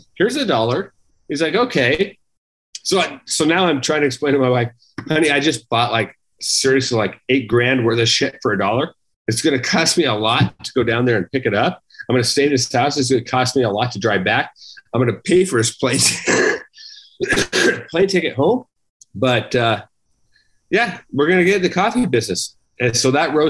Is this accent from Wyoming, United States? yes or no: yes; Wyoming, United States; growing up in Wyoming